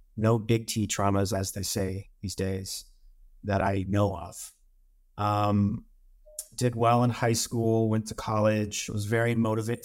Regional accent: Missouri, United States; moved away as an adult; also born or lived in California; I'm from Missouri, and I live back in Missouri now

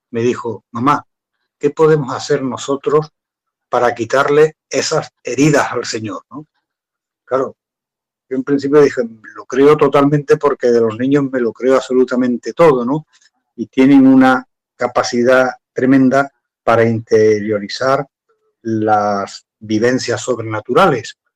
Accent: Andalusia, Spain; esto me pasó aquí ya en mi tierra, aquí en Andalucía

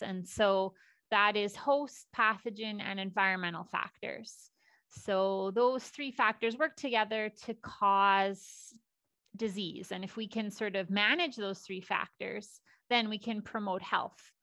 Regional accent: Saskatchewan, Canada; also born or lived in Alberta; I am born and raised in Saskatchewan.

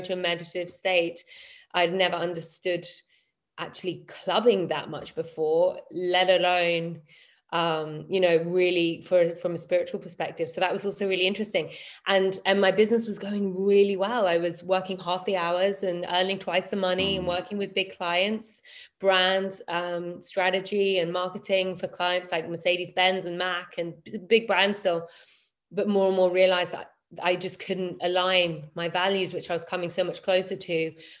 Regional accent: London, United Kingdom; moved away as an adult; also born or lived in Berlin; left my hometown, my home city of London

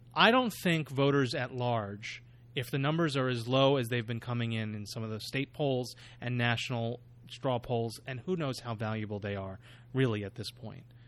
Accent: New York, United States; as a New Yorker myself

